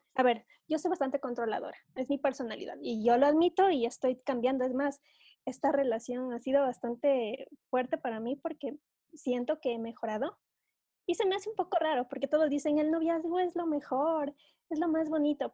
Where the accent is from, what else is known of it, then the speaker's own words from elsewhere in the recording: Ecuador; aquí en mi país